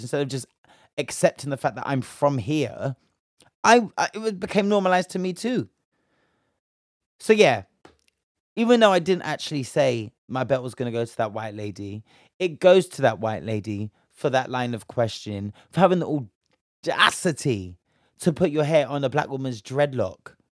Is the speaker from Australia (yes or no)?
no; United Kingdom; we're just from Britain